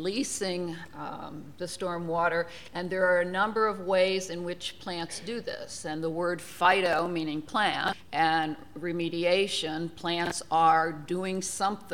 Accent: New Jersey, United States; moved away; my home state of New Jersey

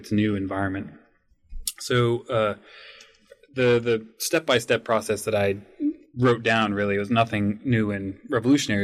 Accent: Monroe, Washington, United States; I grew up in Monroe, Washington, which is about an hour northeast of Seattle and foothills of the Cascades

